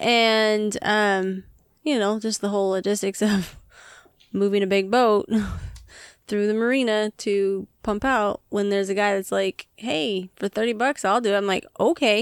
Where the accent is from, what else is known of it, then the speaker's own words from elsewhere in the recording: United States; we are American